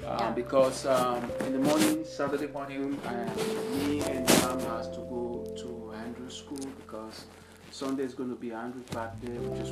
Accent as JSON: {"language": "English", "country": "Sierra Leone", "tie": "born or raised there", "said": "1965 in Sierra Leone, where I came from, and I had 10 school in Sierra Leone."}